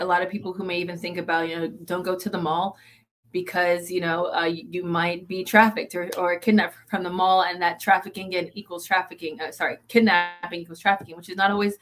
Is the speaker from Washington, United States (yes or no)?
no; South Florida, United States; moved away as an adult; now in Ohio, United States; I'm from South Florida, is where I grew up my whole life